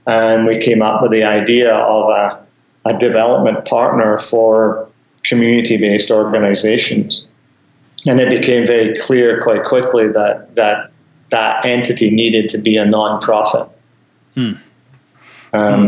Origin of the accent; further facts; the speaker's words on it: Glasgow, Scotland, United Kingdom; moved away as an adult; now in Canada; my days of growing up in Glasgow